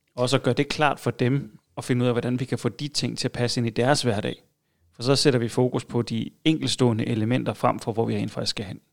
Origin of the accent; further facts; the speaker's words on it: Funen, Southern Denmark, Denmark; Jeg er fra Fyn